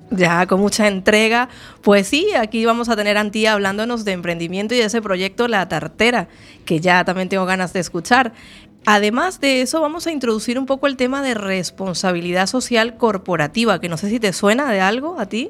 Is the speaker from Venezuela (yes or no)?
yes; Venezuela; now in Galicia, Spain; yo nací en Venezuela, pero ya llevo 11 años en Galicia